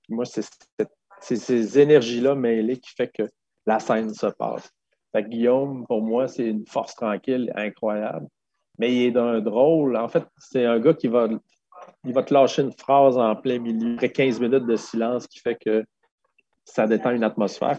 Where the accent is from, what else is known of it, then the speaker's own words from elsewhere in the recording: Quebec City, Quebec, Canada; first language French; je viens de Québec, j'ai un, un, anglais pourri